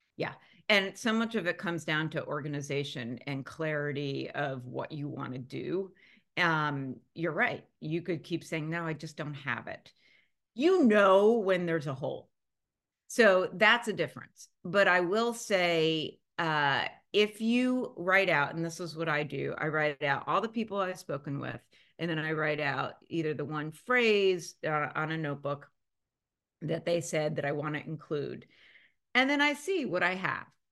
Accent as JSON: {"language": "English", "town": "Philadelphia", "region": "Pennsylvania", "country": "United States", "tie": "born or raised there", "moved": "yes", "said": "growing up in Philadelphia"}